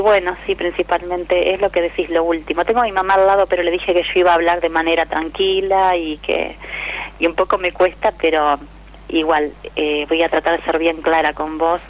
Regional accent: La Plata, Buenos Aires Province, Argentina; Yo soy de, La Plata, Los Hornos

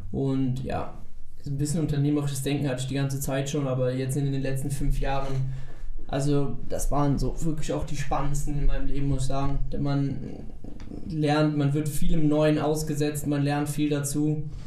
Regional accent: Eilendorf, North Rhine-Westphalia, Germany; bei uns in Eilendorf

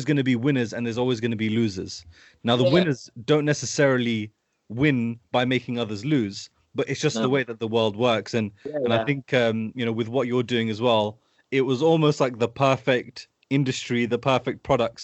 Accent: United Kingdom; I've been raised down here close to London my whole life

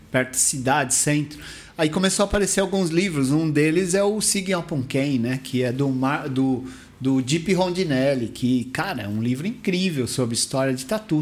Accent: Mauá, São Paulo, Brazil; O fliperama lá da minha cidade, lá de, de Mauá

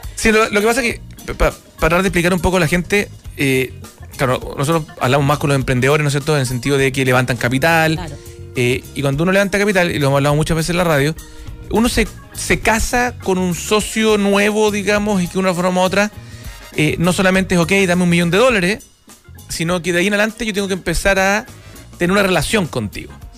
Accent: Chile; como chileno

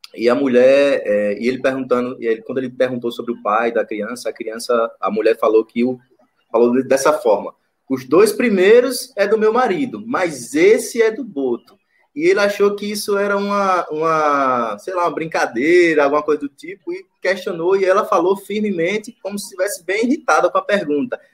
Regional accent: Macambira, Sergipe, Brazil; also born or lived in Aracaju; eu e Marcos somos de Sergipe, né? É, aqui do Nordeste.

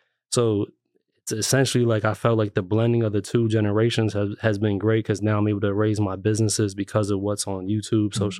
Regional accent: Lancaster, Pennsylvania, United States; also born or lived in New York, United States; So I was born in New York, but I was made in Lancaster. So we moved here when I was about 3 years old. So I kind of grew up in Lancaster City

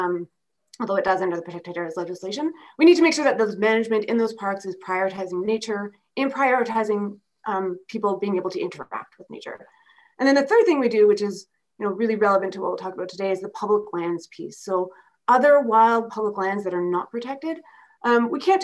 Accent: Manitoba, Canada; moved away as an adult; now in Alberta, Canada; I grew up in Manitoba

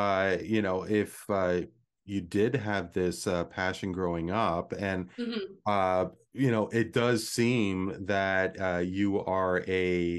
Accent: Toronto, Ontario, Canada; Born and raised in the Toronto area.

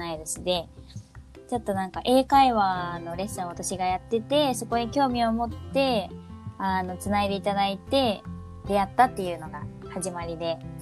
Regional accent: Nagoya, Aichi, Japan; 一緒ですよね、名古屋出身で

